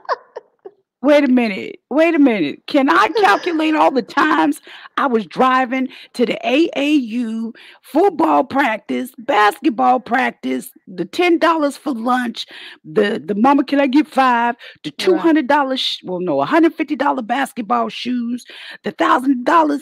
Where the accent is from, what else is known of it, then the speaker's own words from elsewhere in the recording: Tulsa, Oklahoma, United States; I'm from Tulsa.